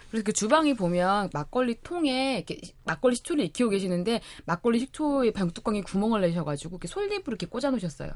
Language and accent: Korean; Jeolla, South Korea; now in Seoul, South Korea; 저의 고향 전라도